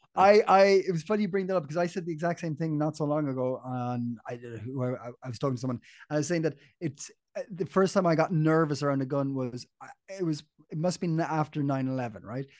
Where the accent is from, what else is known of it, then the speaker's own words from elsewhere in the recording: Ireland; I grew up in Ireland